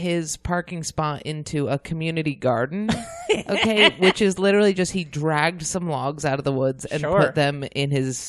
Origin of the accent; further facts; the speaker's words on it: Ithaca, New York, United States; moved away; also born or lived in Nashville; I'm from Ithaca, New York.